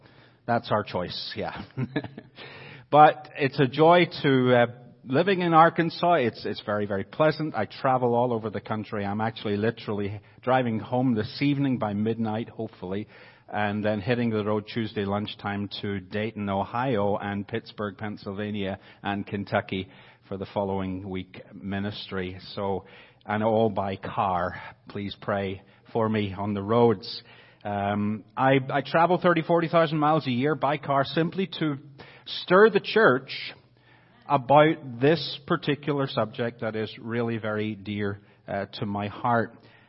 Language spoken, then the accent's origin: English; Northern Ireland, United Kingdom; accent: Northern Irish; So if you hear the Northern Irish accent coming through, praise God.